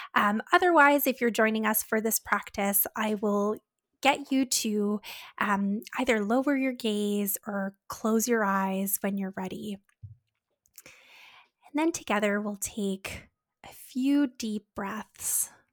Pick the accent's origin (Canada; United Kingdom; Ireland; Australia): Canada; We're Canadian dietitians supporting those with eating disorders